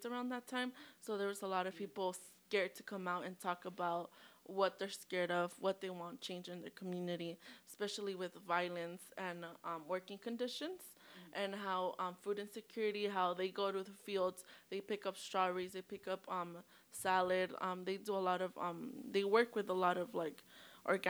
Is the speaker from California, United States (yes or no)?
yes; Watsonville, California, United States; I'm from Watsonville, California, but my family's from Guatemala, Veracruz